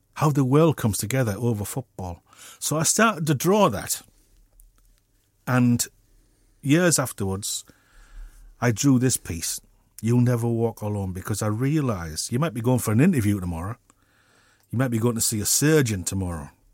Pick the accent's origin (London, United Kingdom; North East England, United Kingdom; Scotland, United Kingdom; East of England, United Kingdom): North East England, United Kingdom; Middlesbrough; I'm a kid from Middlesbrough